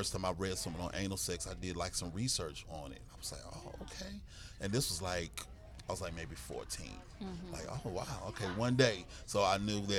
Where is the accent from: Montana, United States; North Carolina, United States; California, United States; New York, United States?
North Carolina, United States; Greensboro; now in Charlotte, United States; I grew up in Greensboro, North Carolina. I currently reside in Charlotte, North Carolina.